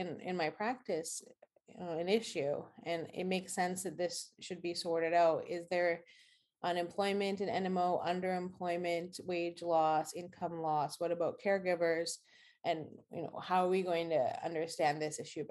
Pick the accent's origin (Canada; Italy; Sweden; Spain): Canada; Saskatchewan; moved away as an adult; now in Boston, United States; I'm originally from Saskatchewan in Canada, in Western Canada